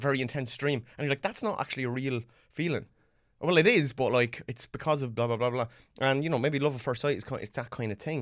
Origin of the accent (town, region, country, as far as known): Ireland; born or raised there